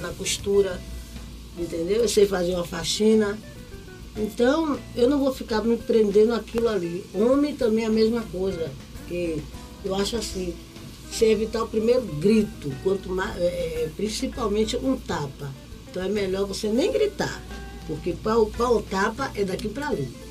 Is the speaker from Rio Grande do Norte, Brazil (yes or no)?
no; Bahia, Brazil; Sou baiana de Acarajé